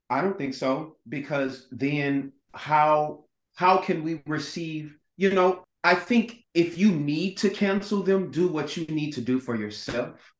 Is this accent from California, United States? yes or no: no; Dallas, Texas, United States; moved away as an adult; now in New York, United States; I'm originally from Dallas, Texas